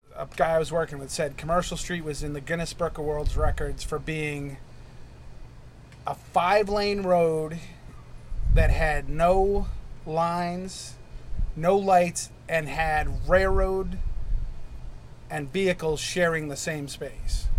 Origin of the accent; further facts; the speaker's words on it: New Hampshire, United States; moved away as an adult; now in Portland, United States; I grew up in New Hampshire